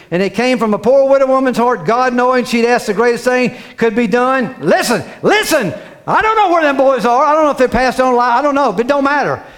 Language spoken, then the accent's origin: English; Cape Canaveral, Florida, United States; I was raised in Florida, Cape Canaveral down there.